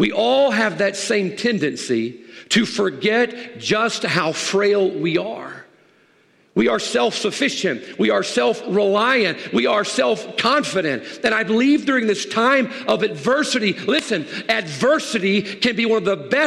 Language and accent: English; the South, United States; I grew up in the South